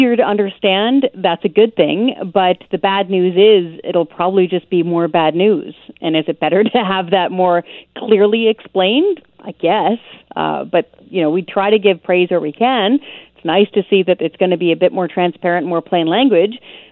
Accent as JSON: {"language": "English", "region": "British Columbia", "country": "Canada", "tie": "born or raised there", "also_born_or_lived": "Ontario / Nova Scotia", "said": "I was born and raised in British Columbia"}